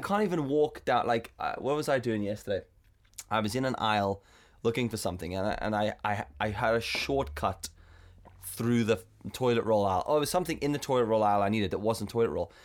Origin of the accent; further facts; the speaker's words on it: South Africa; I'm South African